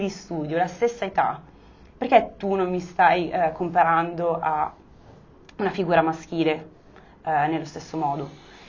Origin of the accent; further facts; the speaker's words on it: Monza, Lombardy, Italy; non sono milanese perché sono monzese, però comunque sono lombarda